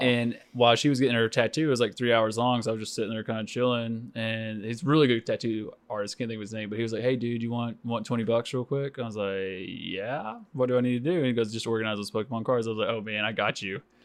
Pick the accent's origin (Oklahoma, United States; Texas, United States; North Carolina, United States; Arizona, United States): Oklahoma, United States; Stilwell; growing up in Stillwell, Oklahoma